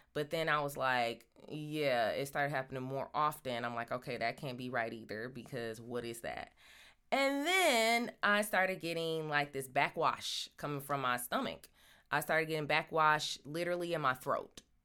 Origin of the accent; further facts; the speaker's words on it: Michigan, United States; now in Los Angeles, United States; I'm from Michigan